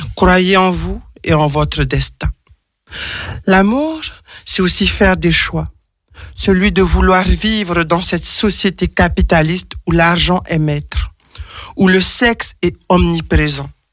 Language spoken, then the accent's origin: French; French Polynesia; je suis originaire de l'île de Tahiti